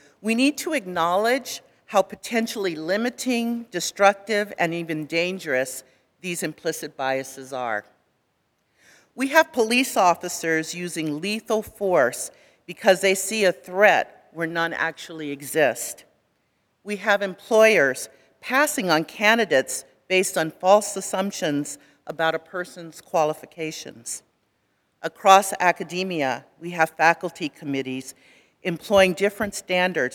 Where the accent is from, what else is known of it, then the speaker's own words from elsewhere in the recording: California, United States; I grew up in California.